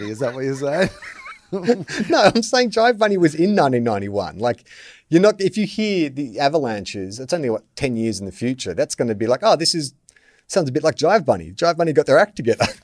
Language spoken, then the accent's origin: English; Australia; I'm a white Australian, so chances are there's some Irish in there somewhere.